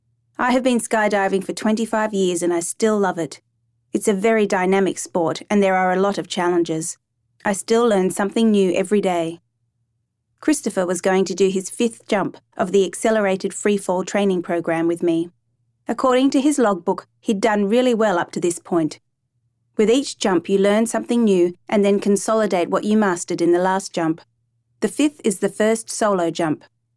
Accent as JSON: {"language": "English", "country": "Namibia", "tie": "born or raised there", "also_born_or_lived": "Zimbabwe", "said": "I was born in Zimbabwe and grew up in Namibia."}